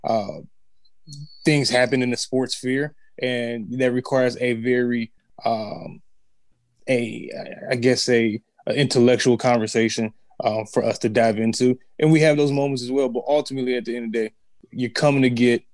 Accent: Detroit, Michigan, United States; moved away as an adult; now in Los Angeles, United States; when I was living back in my hometown, Detroit, Michigan.

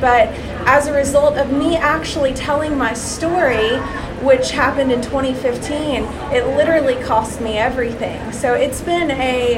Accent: Middle Tennessee, United States; moved away; also born or lived in San Diego, California; I was born in San Diego, California, but spent most of my life in Middle Tennessee

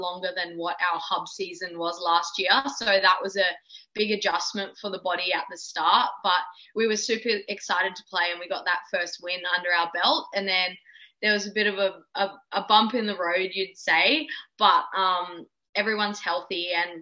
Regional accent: Darwin, Northern Territory, Australia; I was born and raised in Darwin in the Northern Territory. I grew up there, like went to school there

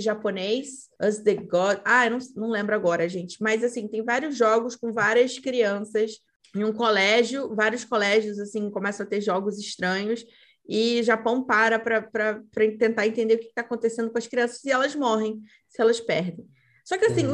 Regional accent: Brazil; Nós, como brasileiros

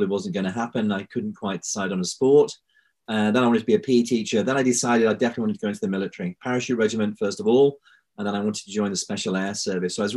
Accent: Bradford, Yorkshire and the Humber, United Kingdom; I was born in Bradford, so I'm a Yorkshireman

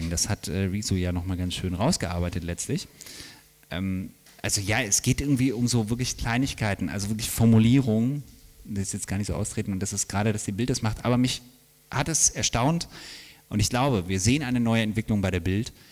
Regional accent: Bielefeld, North Rhine-Westphalia, Germany; in meiner äh, quasi Geburtsstadt, ein bisschen daneben, aber ähm, ich komme ursprünglich aus Bielefeld. Gibt es nicht, ich weiß.

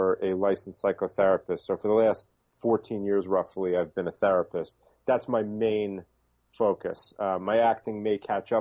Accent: New York City, New York, United States; also born or lived in Miami Beach; I'm originally from the Bronx in New York, and I split my time now between Miami Beach and New York City

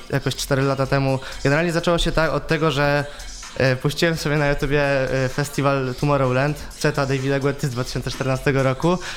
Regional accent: Będzin, Silesian Voivodeship, Poland; ja jestem z Będzina. To jest okolica Będzin. Katowic.

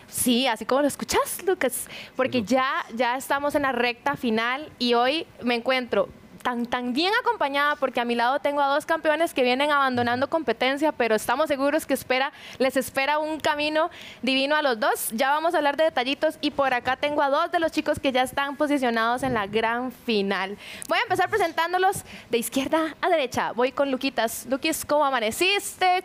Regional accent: Cartago, Costa Rica; moved away; also born or lived in Curridabat; Yo soy de Cartago, pero vivo en Curry

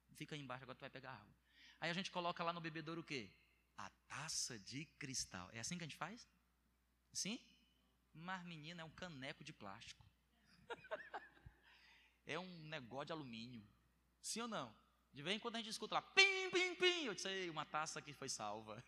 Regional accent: Northeast Region, Brazil; also born or lived in Bom Jardim; eu sou nordestino

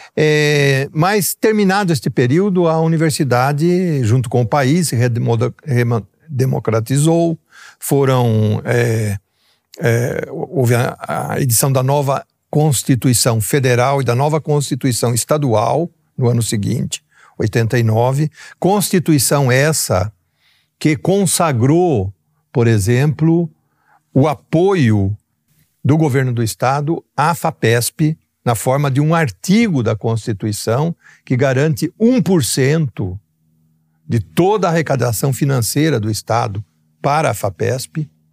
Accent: São Paulo, Brazil; also born or lived in Ribeirão Preto; eu vim de uma pequena cidade do interior de São Paulo, onde nós tivemos a vantagem de termos uma educação básica de excelente qualidade

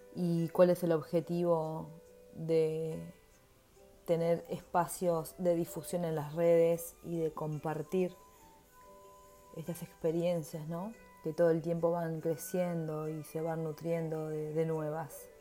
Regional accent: Uruguay; also born or lived in Montevideo; soy uruguaya y vivo en Montevideo

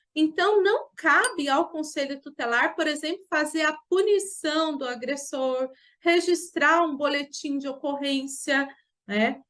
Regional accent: Jacareí, São Paulo, Brazil; sou aqui de Jacareí, no estado de São Paulo.

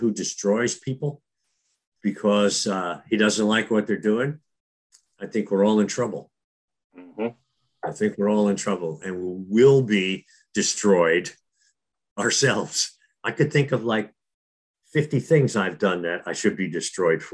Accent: Newark, New Jersey, United States; when I was a young kid growing up in Newark, New Jersey

